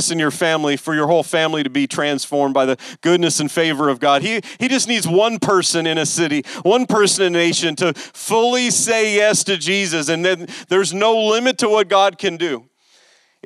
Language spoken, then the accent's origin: English; West Coast, United States; I grew up on the West Coast